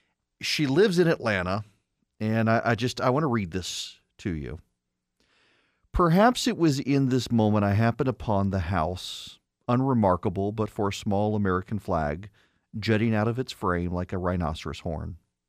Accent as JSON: {"language": "English", "region": "Dubai", "country": "United Arab Emirates", "tie": "born or raised there", "lives_now": "United States", "said": "I grew up in the Middle East. I grew up in Dubai. I didn't grow up in this country."}